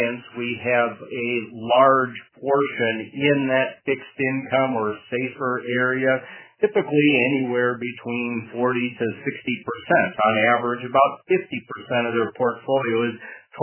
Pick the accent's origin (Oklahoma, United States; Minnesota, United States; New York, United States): Minnesota, United States; Madison; my hometown, Madison, Minnesota